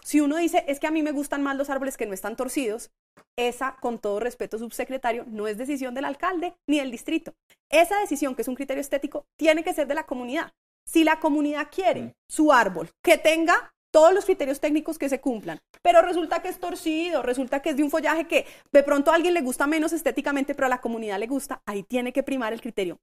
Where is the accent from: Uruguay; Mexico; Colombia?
Colombia; Bogotá; somos representados como ciudadanos bogotanos